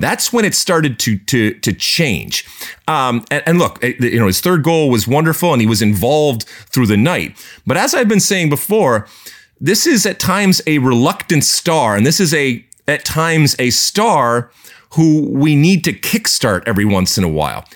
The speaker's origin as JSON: {"language": "English", "region": "Michigan", "country": "United States", "tie": "born or raised there", "said": "growing up in Michigan"}